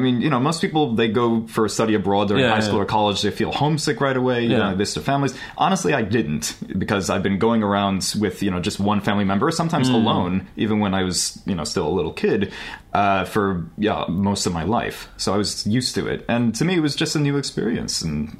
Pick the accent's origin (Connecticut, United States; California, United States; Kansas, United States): California, United States; Los Angeles; also born or lived in New York; I am. I'm from Los Angeles. {S5} Los Angeles. {S6} Yep. Born and raised.